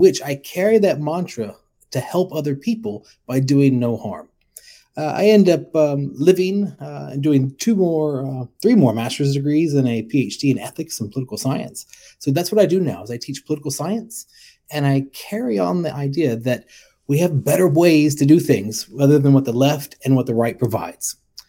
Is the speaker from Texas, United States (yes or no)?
yes; Texas, United States; now in Redlands, United States; So I was born in Texas